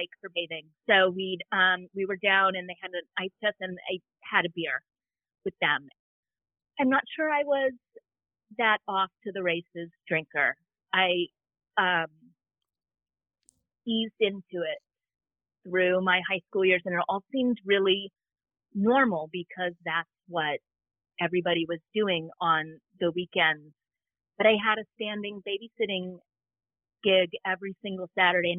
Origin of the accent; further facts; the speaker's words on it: Southern California, United States; I grew up in Southern California